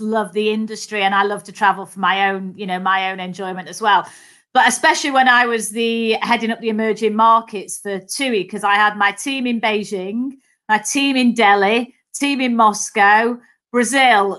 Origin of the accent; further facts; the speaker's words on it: Manchester, North West England, United Kingdom; accent: Mancunian; I'm a Mancunian, so I'm a Northerner. Um, so I was the youngest of three daughters, actually, and um, so grew up in Manchester.